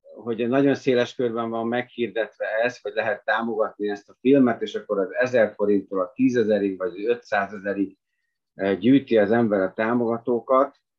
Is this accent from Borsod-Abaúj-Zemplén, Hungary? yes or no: no; Budapest, Hungary; moved away as an adult; now in Bánd, Hungary; Én tényleg budapesti vagyok, és tíz, hát valamivel több mint tíz évvel ezelőtt költöztem Bándra